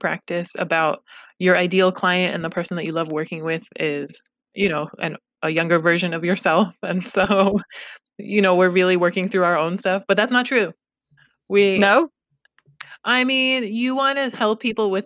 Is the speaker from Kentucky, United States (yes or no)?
no; Los Angeles, California, United States; first language Pashto; English is a second language; My family is from Afghanistan, and I was born in Los Angeles